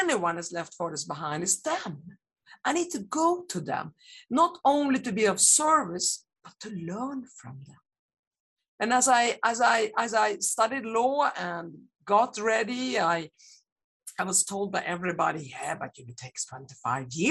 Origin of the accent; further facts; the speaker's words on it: Sweden; born and I grew up in Sweden